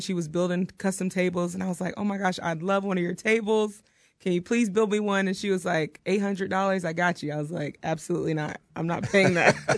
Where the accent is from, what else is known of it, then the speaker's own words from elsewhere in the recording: Outer Banks, North Carolina, United States; moved away as an adult; also born or lived in Elizabeth City, North Carolina; now in Oklahoma, United States; I'm from North Carolina, the Outer Banks area.